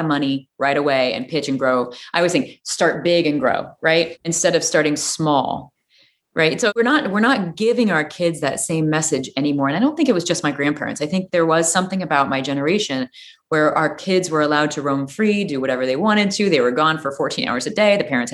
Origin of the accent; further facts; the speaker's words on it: Peoria, Illinois, United States; I grew up in Peoria, Illinois.